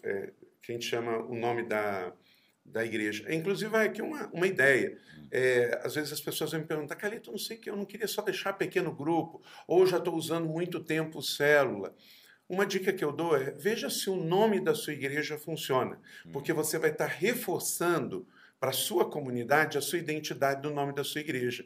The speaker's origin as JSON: {"language": "Portuguese", "country": "Brazil", "said": "eu sou brasileiro"}